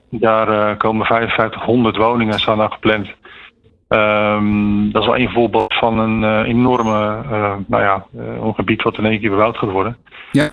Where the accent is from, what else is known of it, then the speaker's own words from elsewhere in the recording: Groene Hart, South Holland, Netherlands; Ik kom zelf uit Groenhart